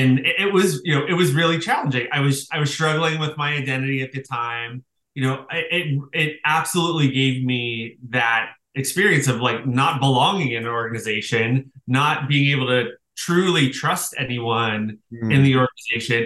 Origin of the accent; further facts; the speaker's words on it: Pittsburgh, Pennsylvania, United States; moved away; so I grew up in Pittsburgh. I was from, you know, a very working class family.